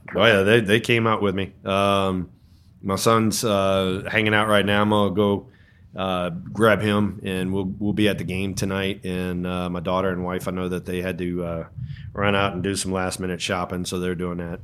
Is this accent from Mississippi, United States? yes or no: no; New Orleans, Louisiana, United States; moved away as an adult; also born or lived in Burlingame, California; I came from New Orleans and, uh, you know, so, so being, uh, I guess you wanna say southern